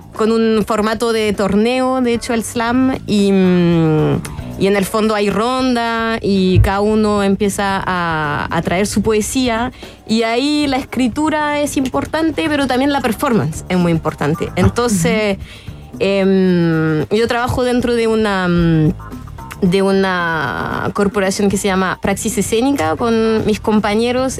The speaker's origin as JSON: {"language": "Spanish", "country": "France", "accent": "French", "second_language": "Spanish", "moved": "yes", "lives_now": "Chile", "said": "soy francesa y hace muchos años que vivo en Chile"}